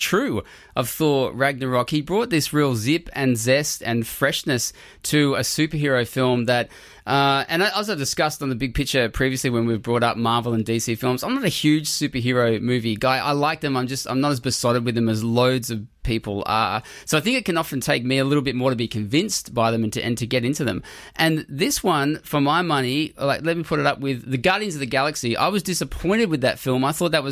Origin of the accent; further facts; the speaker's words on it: Australia; I'm Australian